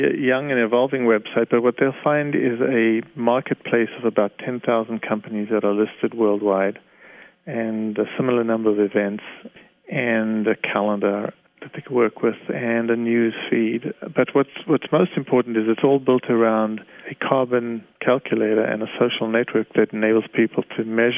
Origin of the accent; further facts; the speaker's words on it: Canada; I'm a Canadian, I live in Canada